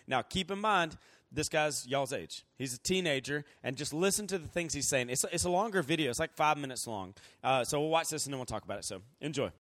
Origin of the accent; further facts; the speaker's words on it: Columbus, Georgia, United States; moved away as an adult; also born or lived in Virginia; now in Andrews, United States; I'm from Columbus, Georgia, originally, and, um, I lived there until I went to college.